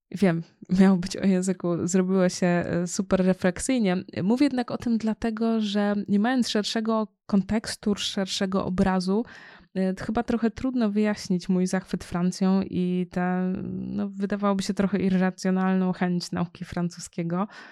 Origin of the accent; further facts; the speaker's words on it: Poland; mieszkając w Polsce, w kraju, w którym się urodziłam